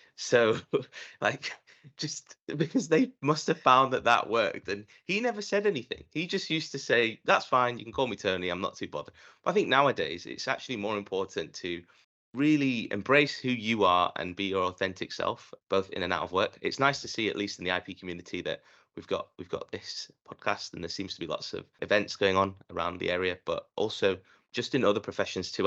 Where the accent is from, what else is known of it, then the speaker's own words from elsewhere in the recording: Leeds, Yorkshire and the Humber, United Kingdom; I was born in Leeds and the, I was raised obviously in, in Britain.